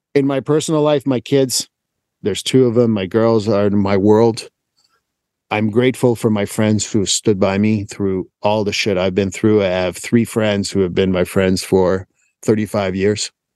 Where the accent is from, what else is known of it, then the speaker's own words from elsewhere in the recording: Montreal, Quebec, Canada; moved away as an adult; born and raised in Montreal